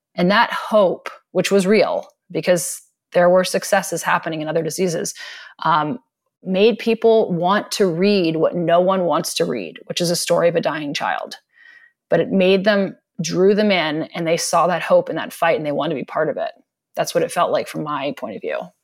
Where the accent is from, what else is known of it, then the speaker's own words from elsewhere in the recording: East Coast, United States; moved away; I grew up on the East Coast